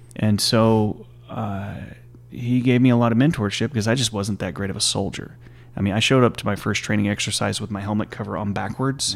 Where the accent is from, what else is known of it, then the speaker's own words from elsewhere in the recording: Stephenville, Texas, United States; I'm from originally from Stephen Mill, Texas, and, uh, born and raised there